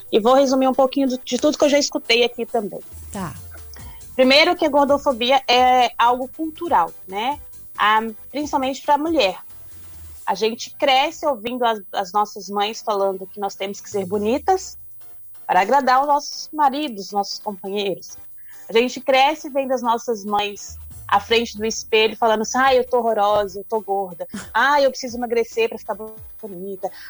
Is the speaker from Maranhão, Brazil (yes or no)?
no; Minas Gerais, Brazil; Eu sou de, na verdade, eu sou do norte de Minas Gerais. Então, eu sou acostumada com, com, com tempo quente, né?